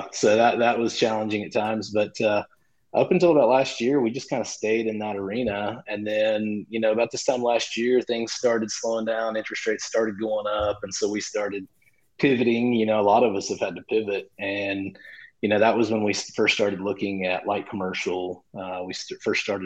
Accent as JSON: {"language": "English", "region": "just outside of Oklahoma City", "country": "United States", "tie": "born or raised there", "said": "my hometown, which is just outside of Oklahoma City"}